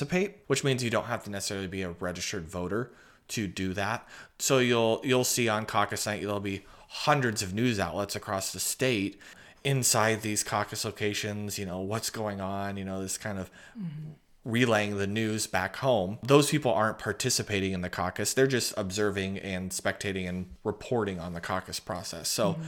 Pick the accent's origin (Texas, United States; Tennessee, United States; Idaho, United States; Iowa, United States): Iowa, United States; Yeah, I was born and raised here in Iowa. I was born up by Waterloo, and then my family relocated down here when I was young to Dallas County.